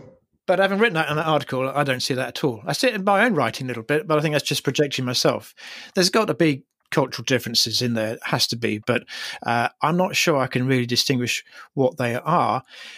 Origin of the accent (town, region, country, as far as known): United Kingdom